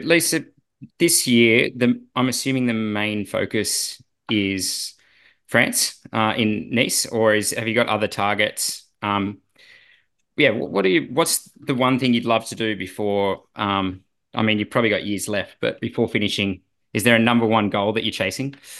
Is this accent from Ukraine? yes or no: no; Australia